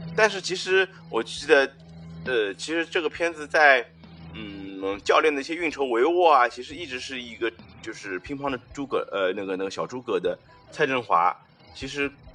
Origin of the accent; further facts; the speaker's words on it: China; 作为中国人来说